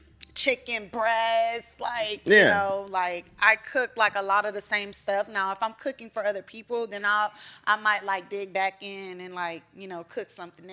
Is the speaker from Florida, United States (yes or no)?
yes; Miami, Florida, United States; moved away as an adult; also born or lived in Tallahassee, Florida / Brooklyn, New York / Los Angeles; I grew up in Miami.